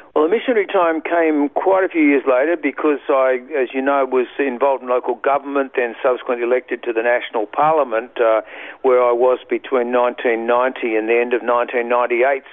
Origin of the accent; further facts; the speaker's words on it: Sydney, New South Wales, Australia; moved away as an adult; now in Queensland, Australia; I was born in Sydney